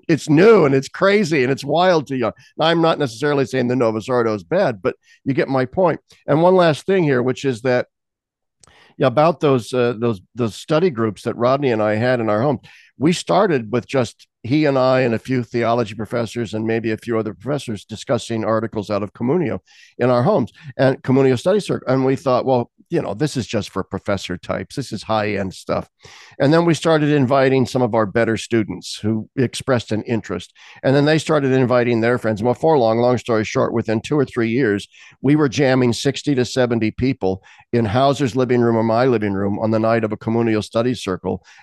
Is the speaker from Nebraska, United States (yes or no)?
yes; Lincoln, Nebraska, United States; I think of my own home state of Nebraska. I grew up in Lincoln, Nebraska